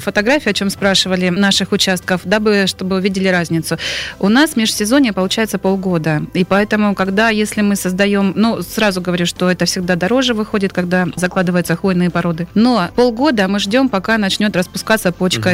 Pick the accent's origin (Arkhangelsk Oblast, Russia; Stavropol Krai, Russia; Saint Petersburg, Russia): Stavropol Krai, Russia; Stavropol; я родилась и жила в Ставрополе